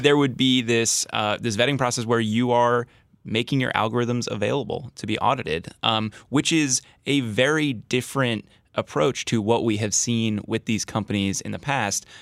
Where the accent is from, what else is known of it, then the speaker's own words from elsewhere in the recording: New Jersey, United States; moved away; I grew up in New Jersey